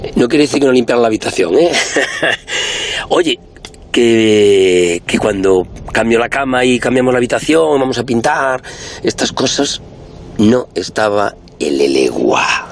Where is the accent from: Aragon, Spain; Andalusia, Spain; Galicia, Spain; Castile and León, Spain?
Galicia, Spain; moved away as an adult; now in Madrid, Spain; como buen gallego